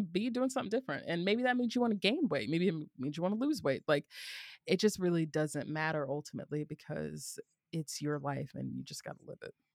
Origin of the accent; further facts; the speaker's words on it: the South, United States; growing up in the South